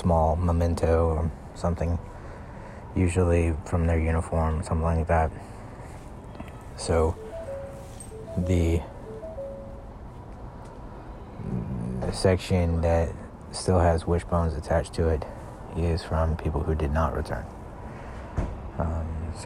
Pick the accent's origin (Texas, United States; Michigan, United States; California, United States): Texas, United States; Houston; I'm from Houston, Texas